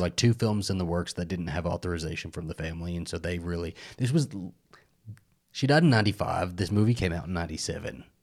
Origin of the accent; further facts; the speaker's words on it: Texas, United States; growing up in Texas, I, as a little gay Mexican boy